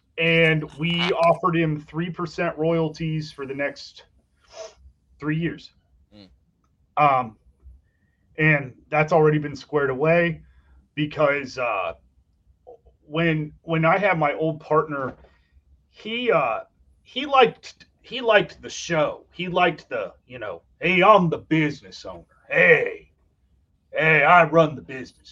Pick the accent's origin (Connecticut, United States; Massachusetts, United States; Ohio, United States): Ohio, United States; I was born in Ohio and we've lived here ever since